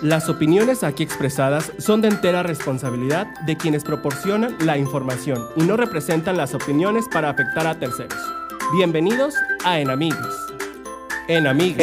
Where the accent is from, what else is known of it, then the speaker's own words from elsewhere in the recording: Linares, Nuevo León, Mexico; nosotros somos de Linares, Nuevo León